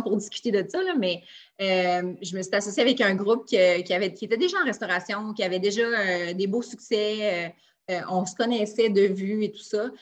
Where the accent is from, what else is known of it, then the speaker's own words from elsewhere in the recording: Quebec City, Quebec, Canada; je suis de Québec